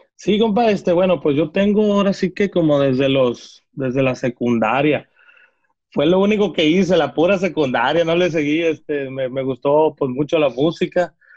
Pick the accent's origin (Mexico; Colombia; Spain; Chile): Mexico; Villa Purificación, Jalisco; moved away; yo soy de allá, soy de Villa Purificación